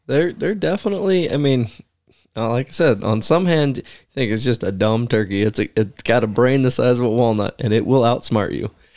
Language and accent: English; the West, United States; growing up in the West